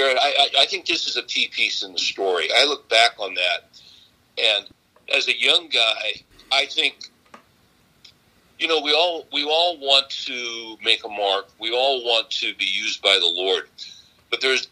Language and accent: English; California, United States; I was raised in California back when California was normal